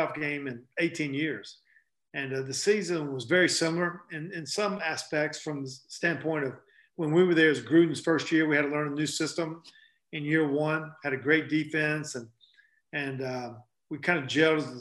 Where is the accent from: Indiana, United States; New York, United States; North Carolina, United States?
North Carolina, United States; moved away as an adult; I grew up in North Carolina playing basketball all my life